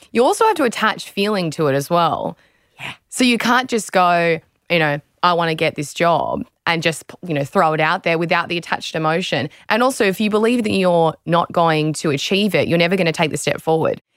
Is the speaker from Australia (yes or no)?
yes; Australia